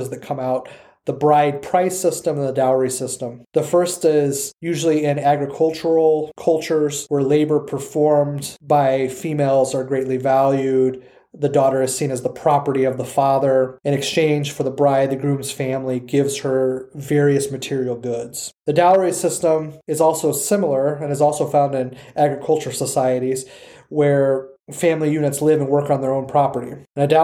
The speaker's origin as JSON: {"language": "English", "country": "United States", "said": "us as people who live in the United States culturally, who have been born and raised in the United States"}